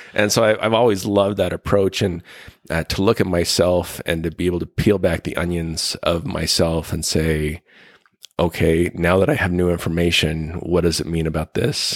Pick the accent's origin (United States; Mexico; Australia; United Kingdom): United States; Ogden, Utah; I was born in Utah, uh, northern Utah in Ogden